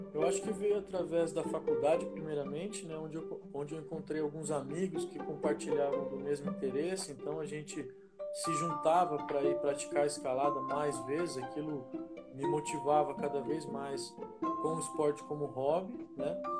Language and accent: Portuguese; São Paulo, Brazil; also born or lived in Campinas; eu nasci em Campinas, é, vivi em São Paulo a infância, depois voltei a Campinas, né, pra passar à adolescência